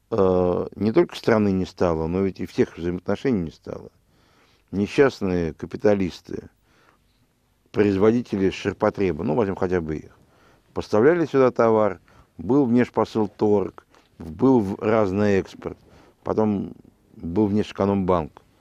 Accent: Moscow, Russia; я родился в городе Герой Москве, в 1966 году, и э, здесь же окончил...

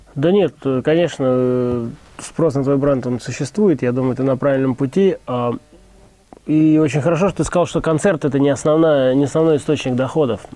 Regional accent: Saint Petersburg, Russia; я как бы из Питера вроде как

